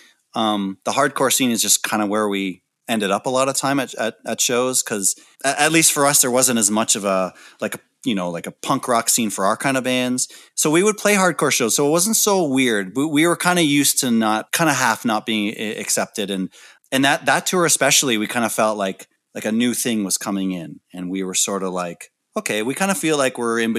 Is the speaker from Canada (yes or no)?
yes; Canada; being a Canadian band